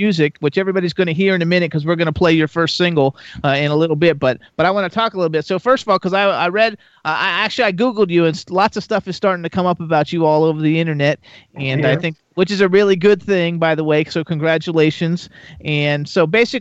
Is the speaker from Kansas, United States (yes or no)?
no; South Florida, United States; I was actually born in South Florida